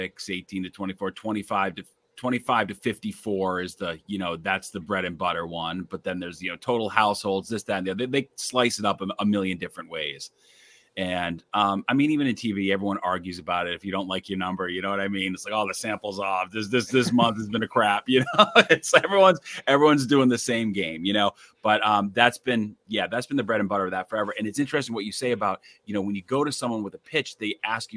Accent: Massachusetts, United States; moved away as an adult; also born or lived in Bangor, Maine / Springfield / Boston; now in New York, United States; I grew up in Massachusetts

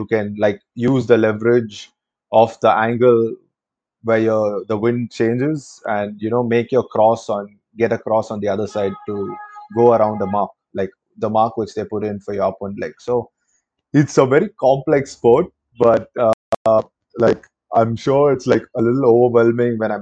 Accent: Chennai, Tamil Nadu, India; I'm from Chennai

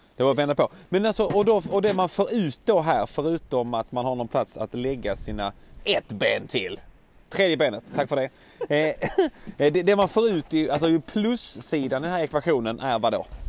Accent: Skåne, Sweden

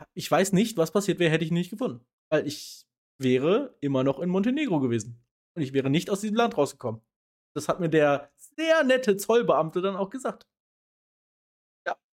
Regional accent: Germany; als Deutscher

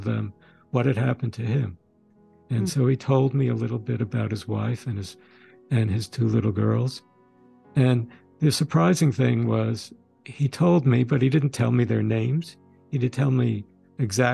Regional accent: New York City, New York, United States; also born or lived in Sweden / Westchester County, New York; We grew up in Brooklyn, in the New York area. But again, as I said, we were born in Sweden

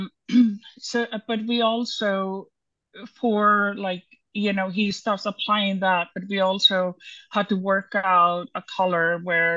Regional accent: Iceland; moved away; I'm from Iceland

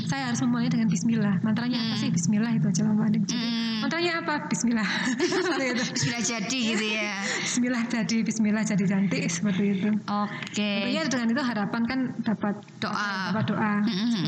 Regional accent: Java, Indonesia; kebetulan etniknya yang kebetulan saya angkat saya dari Jawa.

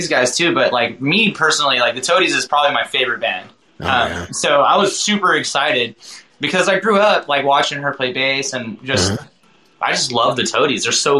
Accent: Pennsylvania, United States; now in Texas, United States; No, I'm from Pennsylvania, actually.

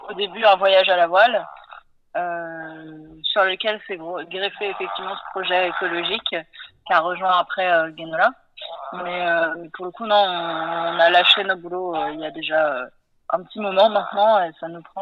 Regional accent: Nantes, Pays de la Loire, France; Je suis aussi originaire de Nantes. J'ai 31 ans.

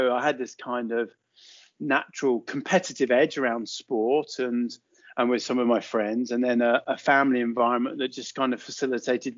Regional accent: Watford, East of England, United Kingdom; We grew up just outside Watford, so that's kind of where I was born, in Watford General Hospital

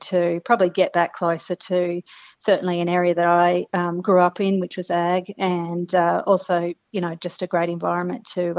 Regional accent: Brewarrina, New South Wales, Australia; now in Toowoomba, Australia; So I'm from Western New South Wales of the Outback, Brewarrina, which is a town of about 2,000 people, Jane. And so I grew up, certainly working with livestock, predominantly sheep, but a few cows.

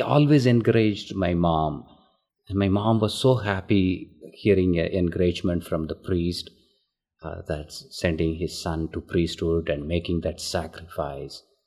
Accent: Tamil Nadu, India; first language Tamil; English is a second language; moved away as an adult; now in Carmel, United States; That's uh, located in southern part of India, and my hometown is Audeyanur.

